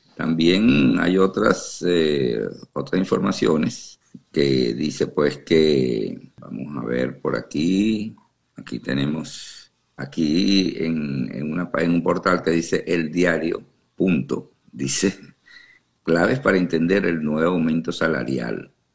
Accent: Venezuela; now in Houston, United States; yo soy venezolano y y me duele porque tengo familiares allá todavía

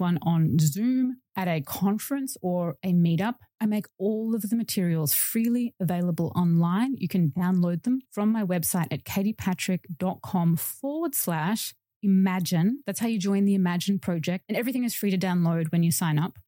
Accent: Melbourne, Victoria, Australia; in my hometown of Melbourne, Australia

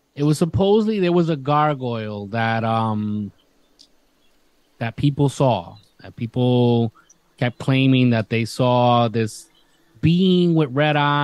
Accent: Isabela, Puerto Rico; moved away; my hometown of Isabela

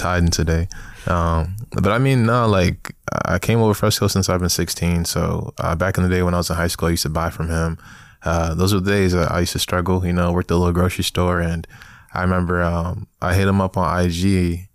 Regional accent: New York City, New York, United States; now in Chicago, United States; I was born in Brooklyn. So, man, nineteen ninety-six, you know, got throwed up, you know, nineties baby out here, um, came out of Brooklyn, Flatbush

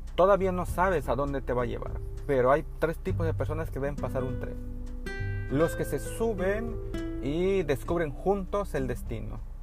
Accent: northern Chiapas, Mexico; moved away as an adult; also born or lived in Tuxtla Gutiérrez, Mexico; now in Cancún, Mexico; Yo vengo de la zona norte de Chiapas, en una comunidad enclavada en, en la selva norte

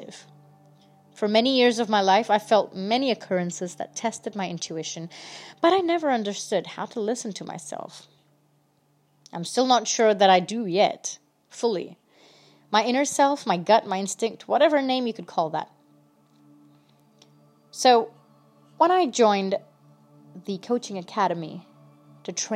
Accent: India; I'm from India

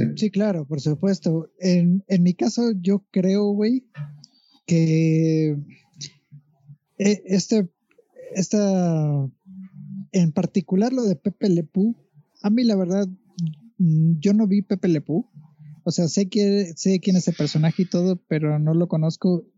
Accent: Mexico; los tres somos mexicanos

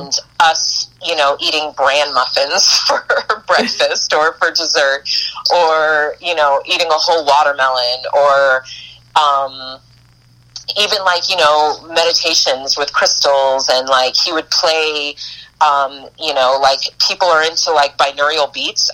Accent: Boston / New York, then Florida, East Coast, United States; moved away as an adult; also born or lived in Eugene, Oregon; i'm an east coast girl i was born in boston raised between boston and new york till i was mm-hmm. about uh, nine or ten and then um, moved to florida with my mom

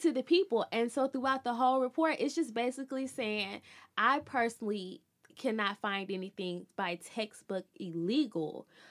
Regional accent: Birmingham, Alabama, United States; I'm from Birmingham

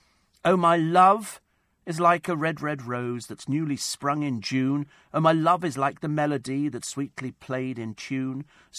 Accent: Headstone, London, United Kingdom; I didn't have it when I grew up in Headstone. I think it was a northern thing.

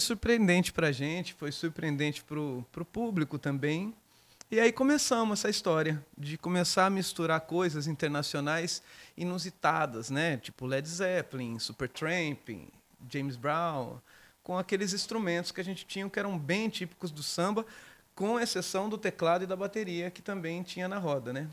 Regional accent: Descalvado, São Paulo, Brazil; also born or lived in Bauru; nasci em Bauru e fui criado em Descalvado.

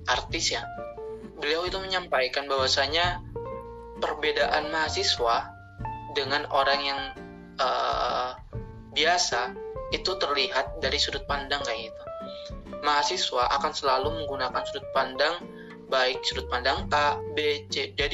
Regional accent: Situbondo, East Java, Indonesia; Asal saya dari Situbondo, Jawa Timur.

